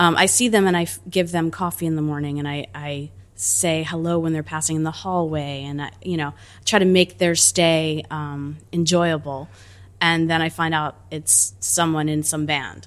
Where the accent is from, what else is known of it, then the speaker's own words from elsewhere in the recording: New Jersey, United States; also born or lived in Italy (ancestry) / New York; my backyard in New Jersey